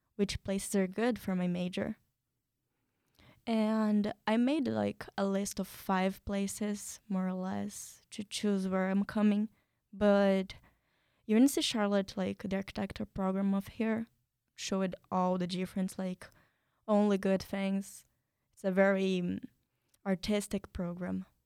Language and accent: English; São Paulo, Brazil; English is a second language; now in United States; I'm from Brazil. I come from a small city inside São Paulo, the States of São Paulo